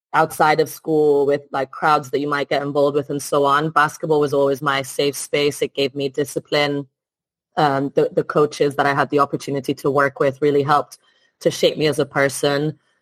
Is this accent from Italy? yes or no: yes; Italy; moved away as an adult; also born or lived in France / Spain / Midlands, United Kingdom; now in United Kingdom; I'm originally from Italy. Um, mm-hmm. Grew up there